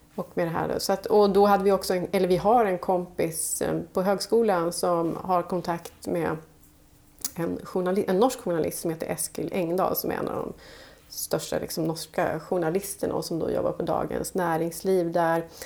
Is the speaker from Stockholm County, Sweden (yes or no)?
no; Falun, Dalarna County, Sweden; de flesta av oss som jobbar med magasinet vi är från Falun, Dalarna